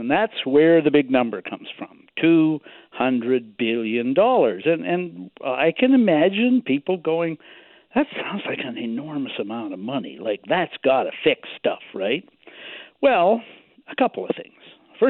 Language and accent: English; British Columbia, Canada; As to a British Columbian.